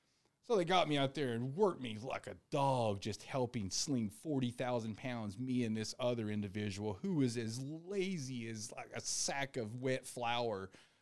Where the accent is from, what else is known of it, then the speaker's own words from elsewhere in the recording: the South, United States; also born or lived in Tennessee; now in Phoenix, United States; I'm from the South. That's what we're taught to do is talk to everybody.